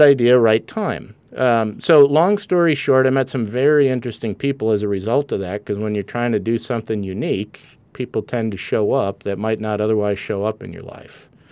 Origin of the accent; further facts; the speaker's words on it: Wisconsin, United States; accent: a little bit of a Canadian accent; moved away as an adult; now in California, United States; I grew up in Wisconsin